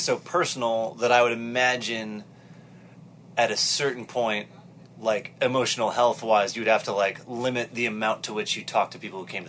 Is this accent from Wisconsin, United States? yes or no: yes; Wisconsin, United States; moved away as an adult; also born or lived in Milwaukee, Wisconsin; now in Durham, United States; I'm from Wisconsin.